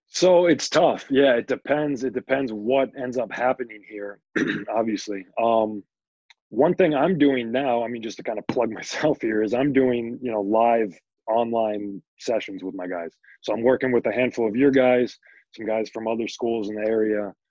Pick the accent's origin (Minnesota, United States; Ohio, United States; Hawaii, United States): Minnesota, United States; Princeton; I grew up in Princeton